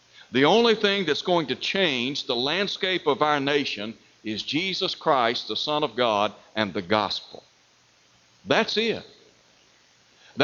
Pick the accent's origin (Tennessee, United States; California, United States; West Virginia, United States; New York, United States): Tennessee, United States; Chattanooga; when I was growing up in Chattanooga, Tennessee